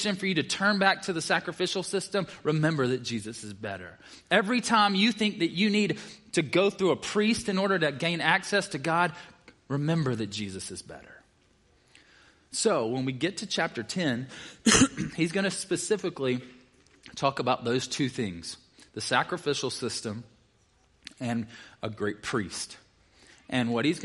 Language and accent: English; the South, United States; I'm from the South